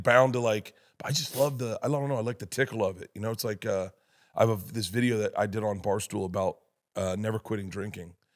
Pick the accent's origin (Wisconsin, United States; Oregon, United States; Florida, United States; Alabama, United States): Florida, United States; I'm from Florida